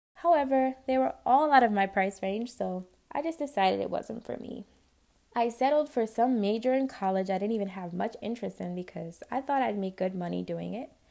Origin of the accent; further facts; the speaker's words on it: New York City, New York, United States; I grew up in Spanish Harlem